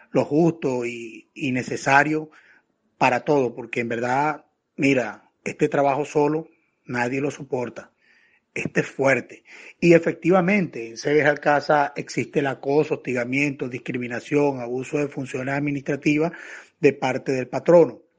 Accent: Venezuela; Vale, nosotros somos venezolanos. La cédula de nosotros dice venezolano

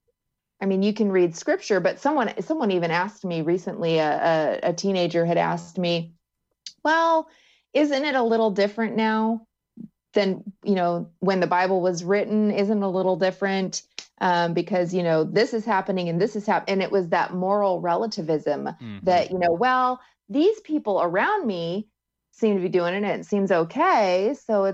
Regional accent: Nebraska, United States; I'm from Nebraska

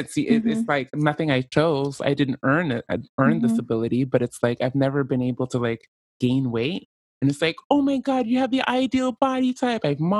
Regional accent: Canada; Like, as a Canadian, I am not the most oppressed group because there's somebody below me, the Native Americans.

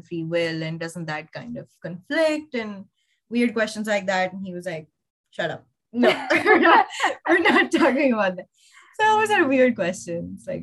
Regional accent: Lahore, Punjab, Pakistan; moved away as an adult; I grew up in Lahore, which is a big city in Pakistan.

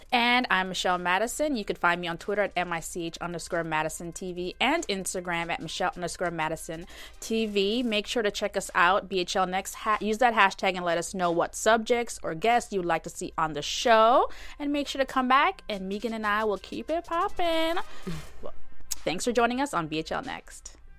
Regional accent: Jamaica; moved away; also born or lived in Florida; I'm from Jamaica

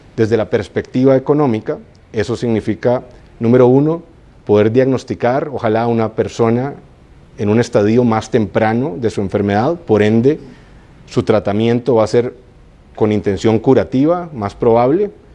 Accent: Costa Rica; yo soy orgullosamente costarricense

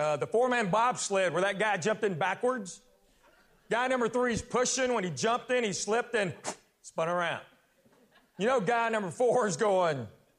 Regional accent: Knoxville, Tennessee, United States; I'm a full-blooded Korean. I was born and raised in Knoxville, Tennessee. So I'm South Korean.

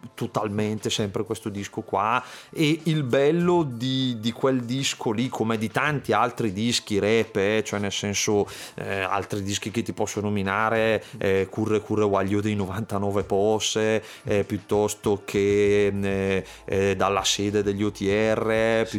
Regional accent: Manerbio, Lombardy, Italy; sono di Manerbio

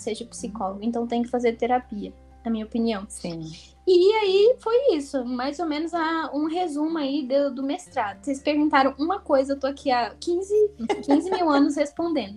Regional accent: Brazil; moved away as an adult; also born or lived in United States; now in France; nunca tinha saído do Brasil. Primeira vez que eu saí foi com 21, 20 anos

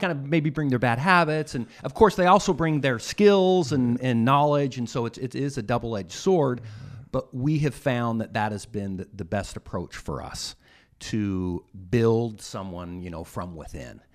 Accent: Utah, United States; I was from Utah

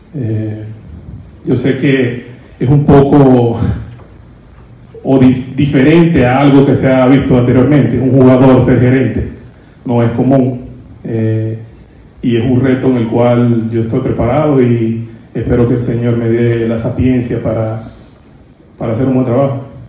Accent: Dominican Republic; como jugador dominicano

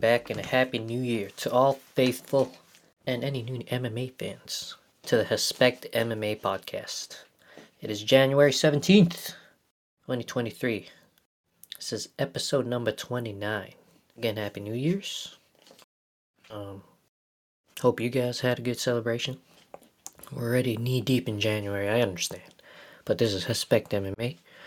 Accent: Winnipeg, Manitoba, Canada; growing up in Winnipeg, Manitoba, Canada

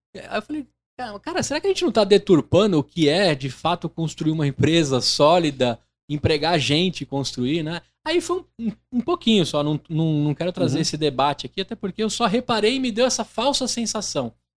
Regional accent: Brazil; Eu, como brasileiro

